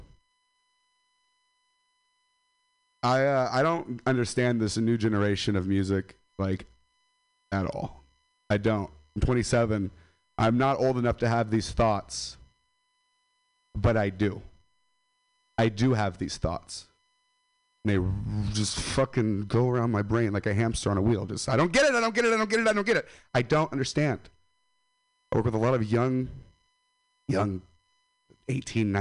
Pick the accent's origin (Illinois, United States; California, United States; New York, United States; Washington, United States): California, United States; Stockton; I'm from Stockton